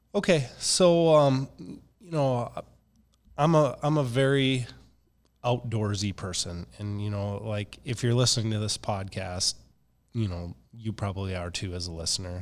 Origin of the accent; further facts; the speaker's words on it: Minnesota, United States; now in Fargo, United States; I'm from Minnesota